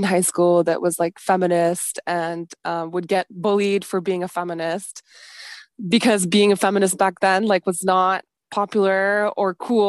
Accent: Beirut, Beirut Governorate, Lebanon; So I was born in Lebanon, in Beirut, right at the end of the civil war. And I remember, like, when I was a kid, I was so distressed about, like, the state of Lebanon, how destroyed the buildings were and everything.

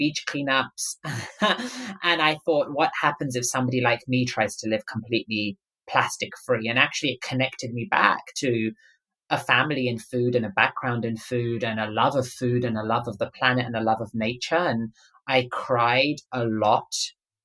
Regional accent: London, United Kingdom; I grew up in London

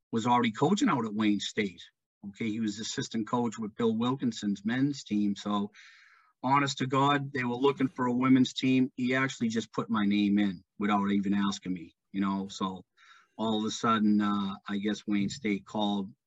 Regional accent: British Columbia, Canada; moved away as an adult; Uh, didn't want to leave my hometown, didn't want to leave BC, but it was just, it just, you know, had come to the point where I had to, um, you know, move on in my life, so to speak.

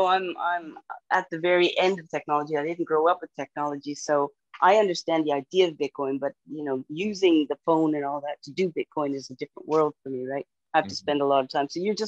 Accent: Canada; Yeah, and as a Canadian, we would much rather hold U.S. dollars because they're worth way more.

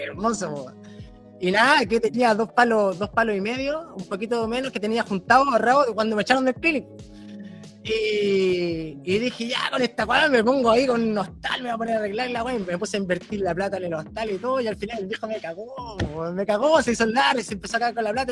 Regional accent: Chile; moved away as an adult; now in Australia; puedo volver a Chile

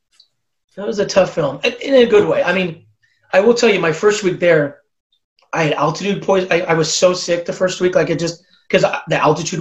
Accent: Southern California, United States; I'm from Southern California where it's warm and we have palm trees.

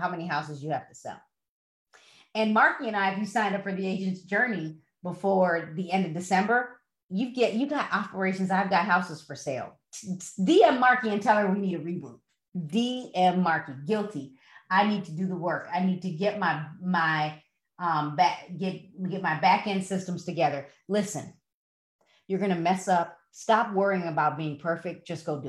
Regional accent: Broadview, United States; moved away; I grew up in Broadview

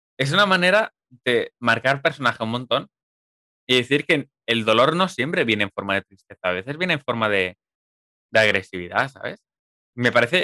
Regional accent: Viladecans, Catalonia, Spain; tú y yo somos de de Viladecana

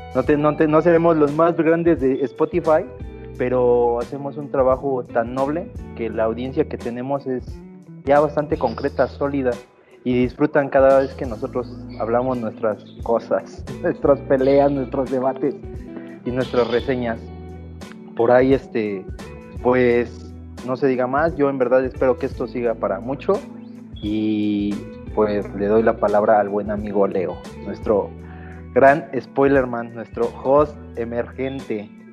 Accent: Mexico; Como buen mexicano

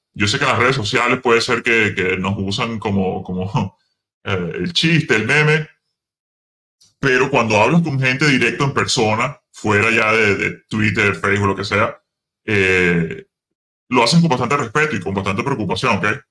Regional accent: Venezuela; now in United States

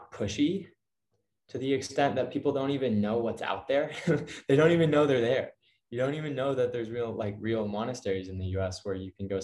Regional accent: Ann Arbor, Michigan, United States; moved away; Ann Arbor is my hometown

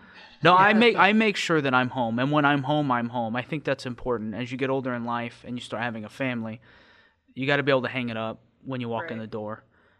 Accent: Tipton, United States; I'm from Tipton, just a tiny town up the road. I've left after high school to go to college, and immediately after graduating, I joined the military.

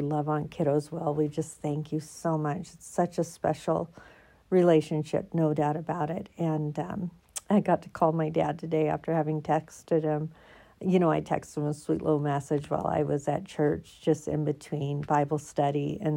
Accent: Oregon, United States; moved away as an adult; now in Colorado, United States; I'm from Oregon

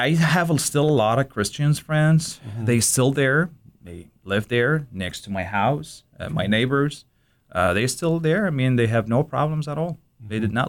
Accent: Baghdad, Baghdad Governorate, Iraq; born there; English is a second language; I was born in Baghdad in Zayouna. This is one of the places that a lot of engineers, officers, doctors, live there.

